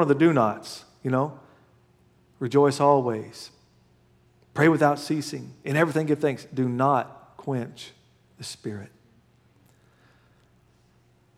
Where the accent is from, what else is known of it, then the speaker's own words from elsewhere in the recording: Oklahoma, United States; moved away; I'm from Oklahoma